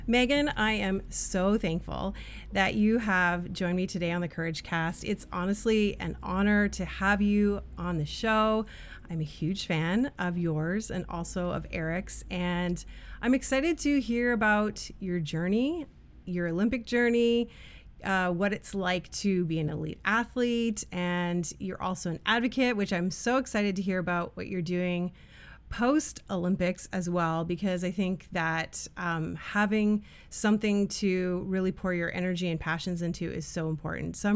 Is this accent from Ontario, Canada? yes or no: yes; Capreol, Ontario, Canada; I actually only lived there for very few years, but um, we're from Capreol